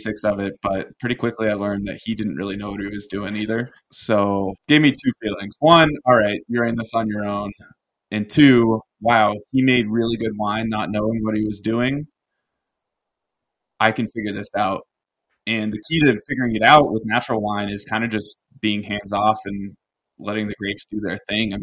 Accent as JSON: {"language": "English", "town": "Paonia", "region": "Colorado", "country": "United States", "tie": "born or raised there", "also_born_or_lived": "Austin, Texas", "said": "when I was 8, we moved from Austin, Texas, where he was designing and building homes, to Paonia, a town of 2,000 people"}